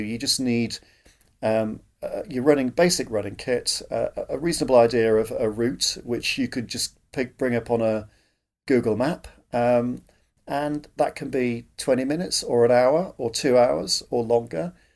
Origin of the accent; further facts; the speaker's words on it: Yorkshire and the Humber, United Kingdom; I grew up in Yorkshire, uh, grew up in what were, in those days, the sort of coal fields of South Yorkshire.